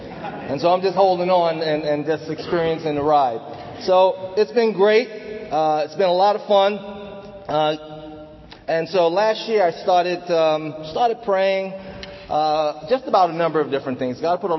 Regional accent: Manhattan, New York, United States; also born or lived in Bronx; I'm from the Bronx, as you know. Well, let me just give you a brief introduction about myself. I've been a disciple for almost 30 years. July 23rd will be 30 years. I was converted in Manhattan, grew up in Manhattan.

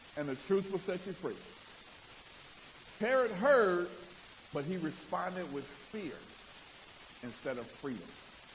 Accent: New York, United States; I just like to be me because I'm from New York.

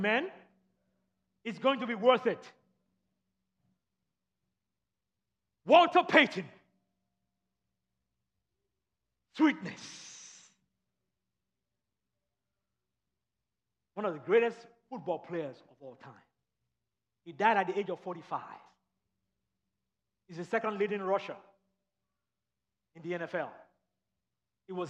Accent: Nigeria; moved away; I grew up in Nigeria and in England when I was growing up. We would go to England on vacation.

